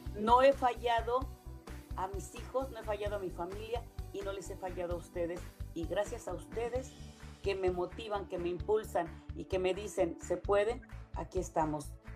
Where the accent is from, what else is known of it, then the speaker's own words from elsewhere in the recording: Mexico; moved away as an adult; me decían que mejor me regresara a México